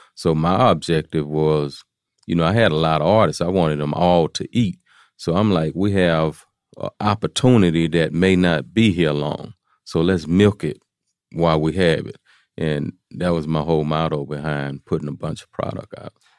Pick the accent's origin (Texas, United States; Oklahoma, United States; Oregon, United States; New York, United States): Texas, United States; Houston; I'm from uh, Fifth Ward is a is a place in Houston, Texas